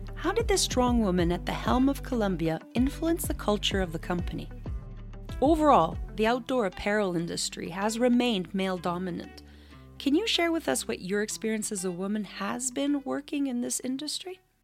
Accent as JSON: {"language": "English", "country": "Canada", "said": "As a Canadian"}